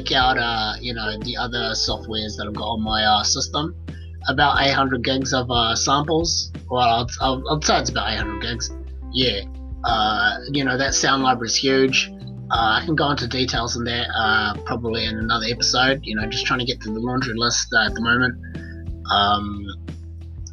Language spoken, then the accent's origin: English; New Zealand; that's my home country.